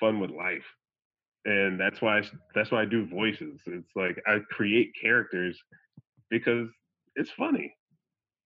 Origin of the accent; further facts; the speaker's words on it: Virginia, United States; I'm a weird black dude from Virginia